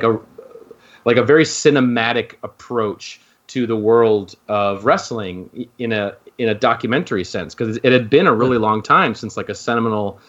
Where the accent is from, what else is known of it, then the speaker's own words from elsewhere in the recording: Midwest, United States; I grew up in the Midwest